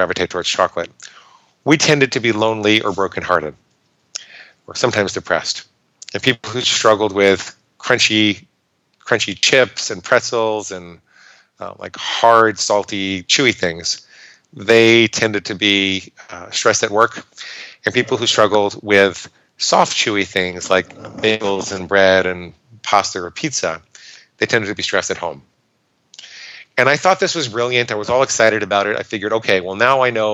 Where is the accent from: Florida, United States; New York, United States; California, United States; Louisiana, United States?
New York, United States; I grew up in New York